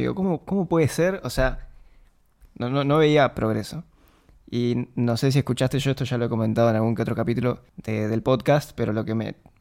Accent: Concordia, Entre Ríos, Argentina; moved away; Los dos somos de Concordia, vivíamos en el mismo barrio

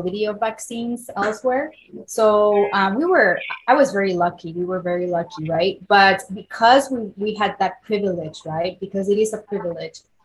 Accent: Puebla, Mexico; born or raised there; first language Spanish; English is a second language; moved away as an adult; now in United States

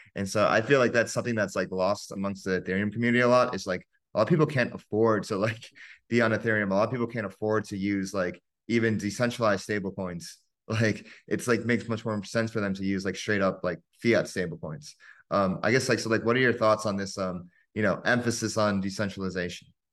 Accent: United States; growing up in America

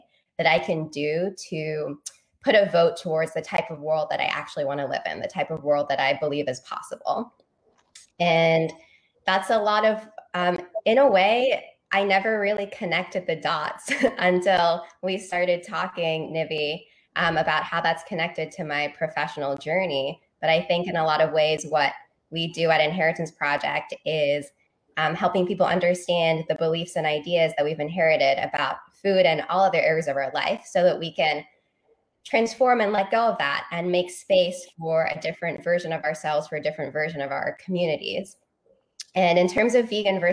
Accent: London, United Kingdom; moved away as an adult; also born or lived in Virginia; now in New York City, United States; my background in Northwest London, where I grew up

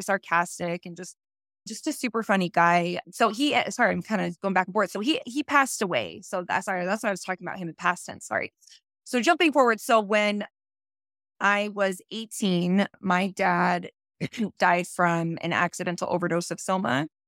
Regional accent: St. George, Utah, United States; So growing up in St. George, I was a very, very conservative, religious, LDS standard household.

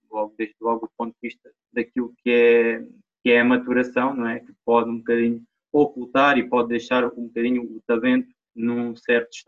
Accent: Portugal; moved away; also born or lived in Reguengos de Monsaraz / Lisbon; eu comecei uh, no clube da minha terra, uh, ah, Montes Sport Clube

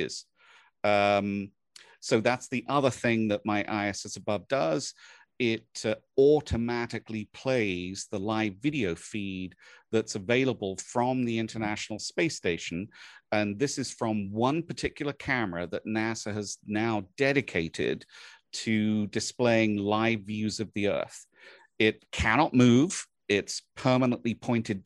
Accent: England, United Kingdom; moved away; where I was born and raised in England

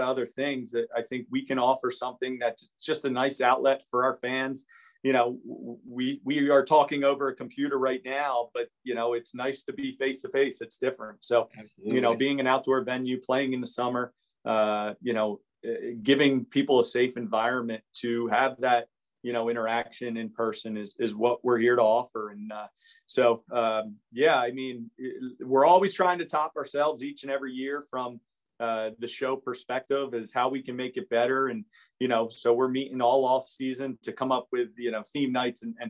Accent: Hamilton, New Jersey, United States; growing up in Hamilton, going through Nottingham Little League

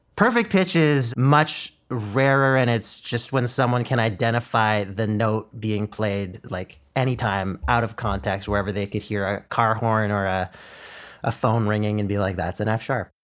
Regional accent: Ottawa, Ontario, Canada; first language Mandarin; English is a second language; went to school in super white Ottawa

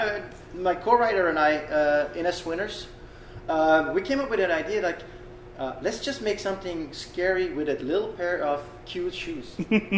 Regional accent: Belgium; I'm from Belgium

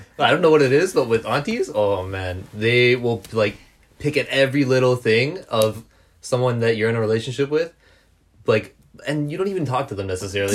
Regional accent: Canada; I was raised in Canada

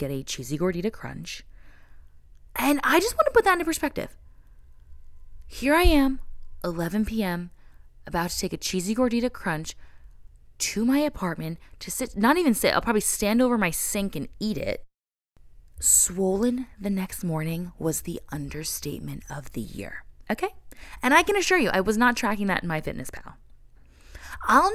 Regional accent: New Jersey, United States; I'm from Jersey

